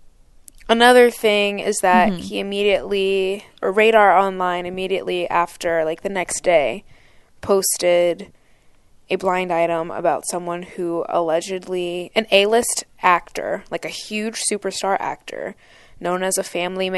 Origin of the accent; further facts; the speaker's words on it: Pennsylvania, United States; I grew up in Pennsylvania, and so a lot of people that I went to high school with went to Penn State